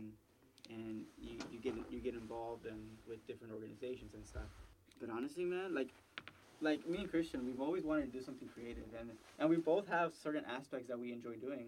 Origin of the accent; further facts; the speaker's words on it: Dallas, Texas, United States; moved away as an adult; we're from Pleasant Grove